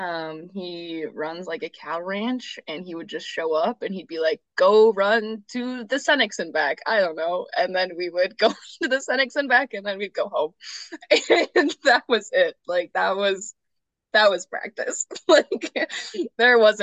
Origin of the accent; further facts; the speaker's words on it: Mayville, North Dakota, United States; moved away as an adult; growing up in North Dakota